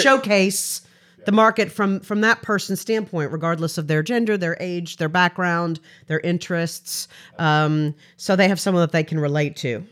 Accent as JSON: {"language": "English", "town": "Frankfort", "region": "Kentucky", "country": "United States", "said": "I'm from Frankfort, Kentucky"}